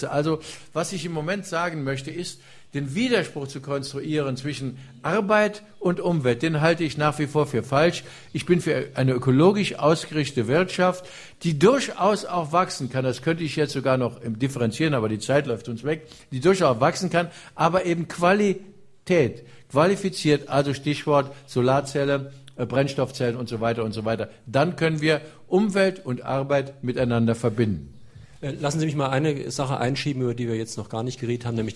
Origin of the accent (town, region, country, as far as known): Illingen, Saarland, Germany